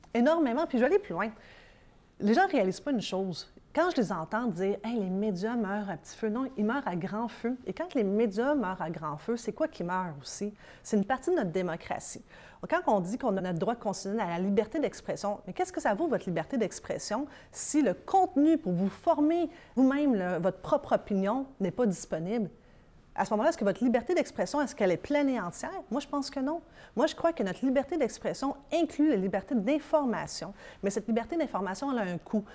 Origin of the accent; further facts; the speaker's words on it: Montreal, Quebec, Canada; also born or lived in Sherbrooke / Saguenay / Florida; J'ai grandi, oui, à Montréal